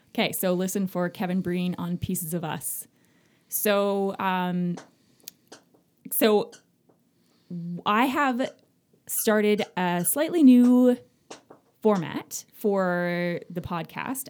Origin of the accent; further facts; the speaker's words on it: Magnetawan, Ontario, Canada; I'm from Magnetawan